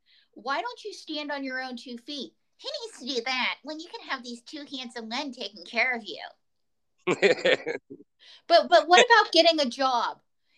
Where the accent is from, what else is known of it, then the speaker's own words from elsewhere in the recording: Pocatello, Idaho, United States; he's from my hometown of Pocatello, Idaho.